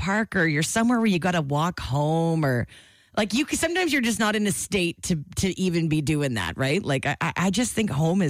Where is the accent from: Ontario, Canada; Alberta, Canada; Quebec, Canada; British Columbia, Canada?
Alberta, Canada; Calgary; I grew up in Calgary. We had a ski hill right in the city.